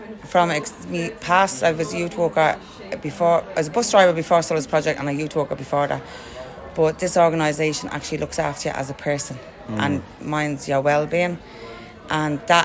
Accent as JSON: {"language": "English", "town": "Dublin", "region": "Leinster", "country": "Ireland", "said": "I'm from Oliver Bond"}